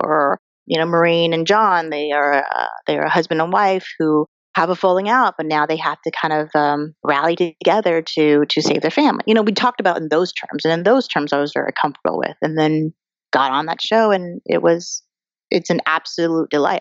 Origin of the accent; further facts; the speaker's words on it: Colorado, United States; I'm an Asian American girl who grew up in Colorado.